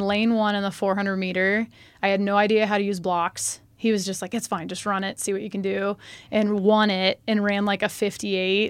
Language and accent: English; Omaha, Nebraska, United States; also born or lived in Kansas City; I grew up here in Nebraska. I was actually born in Kansas City.